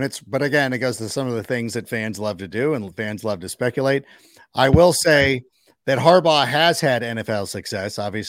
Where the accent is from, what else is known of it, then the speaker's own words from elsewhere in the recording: Wales, United Kingdom; I'm Welsh. Okay. UK, right?